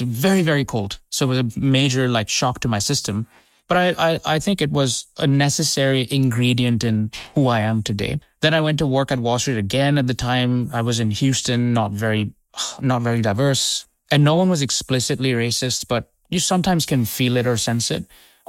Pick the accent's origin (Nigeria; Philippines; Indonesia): Indonesia; also born or lived in India; I come from an Indian origin family. {S2} Were you born in the UK? {S1} I was born in India. {S2} Yeah. {S1} And I grew up in Indonesia.